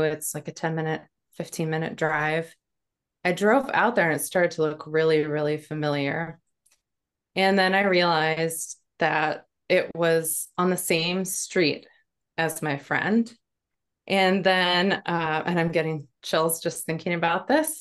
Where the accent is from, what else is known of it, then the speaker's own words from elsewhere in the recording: North Dakota, United States; now in New Hampshire, United States; I grew up in North Dakota on a farm. I live in New Hampshire now.